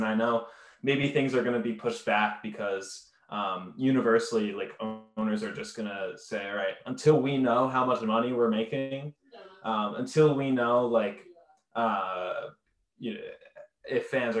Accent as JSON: {"language": "English", "town": "Philadelphia", "region": "Pennsylvania", "country": "United States", "tie": "born or raised there", "said": "growing up in the Philadelphia area"}